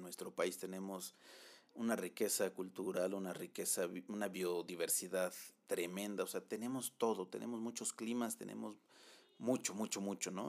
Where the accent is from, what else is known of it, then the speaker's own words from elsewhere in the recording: Mexico; soy mexicano y, mexicano voy a ser en, en, Baja California como en Chiapas